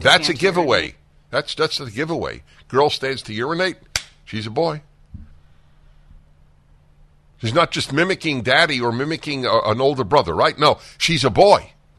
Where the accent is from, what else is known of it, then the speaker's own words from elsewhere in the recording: United States; I grew up in the United States of America.